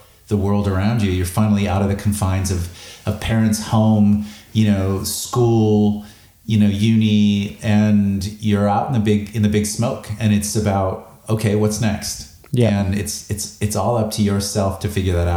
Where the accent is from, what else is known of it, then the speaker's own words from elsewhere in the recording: Chicago, Illinois, United States; moved away as an adult; also born or lived in Los Angeles, United States; now in Sydney, Australia; I grew up in Chicago in the Midwest